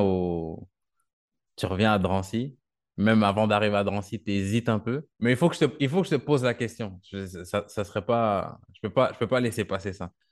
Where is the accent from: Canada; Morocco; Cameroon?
Canada; moved away as an adult; now in France; moi, je viens du Canada